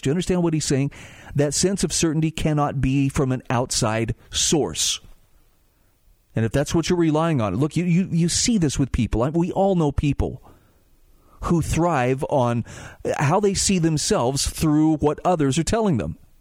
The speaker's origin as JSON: {"language": "English", "region": "Utah", "country": "United States", "said": "my home state of Utah"}